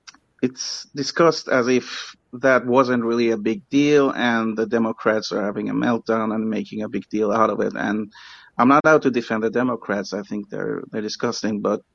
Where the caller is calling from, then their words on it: Sweden; first language English; I'm calling from Sweden, English is my first language